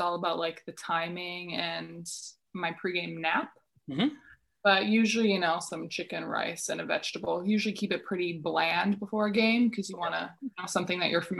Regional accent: Winnipeg, Manitoba, Canada; moved away as an adult; also born or lived in Utah, United States; now in Czech Republic; I was born and raised in Winnipeg, Manitoba, grew up there. And then I went to school in the United States

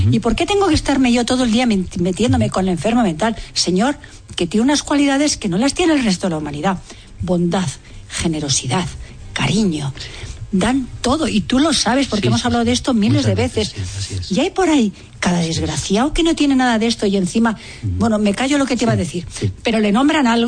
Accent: Spain; Y Yo soy más española

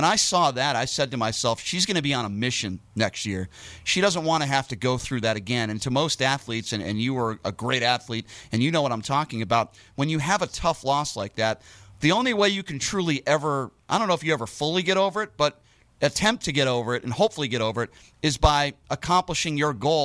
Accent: Connecticut, United States; now in Las Vegas, United States; I grew up in Connecticut.

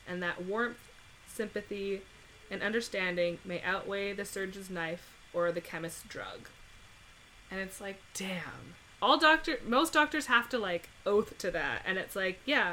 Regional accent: Canada; I am Canadian

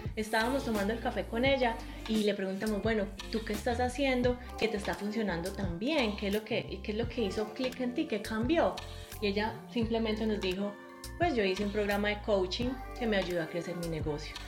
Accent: Colombia; moved away as an adult; now in New Zealand; Si nosotros somos colombianos, pero vivimos en Nueva Zelanda

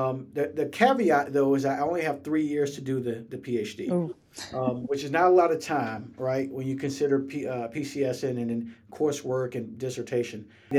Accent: Atlanta, Georgia, United States; moved away as an adult; I'm from Atlanta

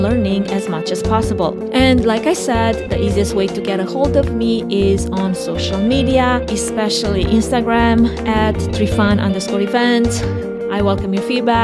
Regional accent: Romania; now in United States; my home country, Romania

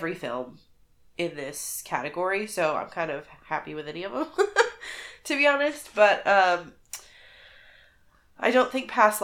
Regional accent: United States; as an American

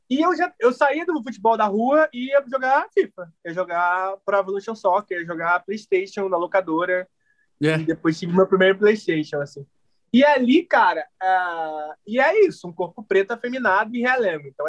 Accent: Rio de Janeiro, Brazil; Cara, eu jogava muito na rua, assim, eu sou de Realengo, e aí depois entrei na escolinha do Vasco.

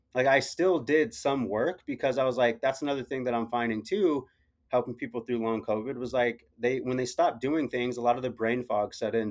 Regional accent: Arizona, United States; I'm from Arizona

